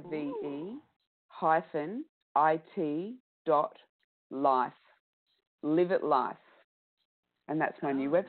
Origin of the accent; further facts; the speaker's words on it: Australia; accent: Australian; It's okay, my Australian accent.